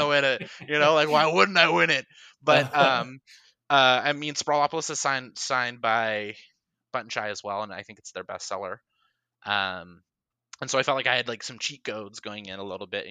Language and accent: English; Reno, Nevada, United States; moved away; in Reno, which is actually my hometown